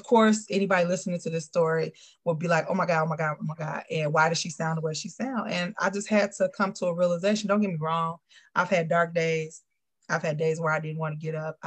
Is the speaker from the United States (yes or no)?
yes; Chicago, Illinois, United States; I am Chicago born and bred